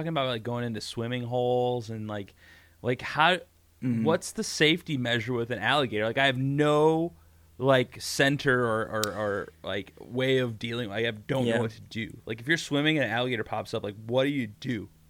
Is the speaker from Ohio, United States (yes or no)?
yes; Ohio, United States; I'm from Ohio.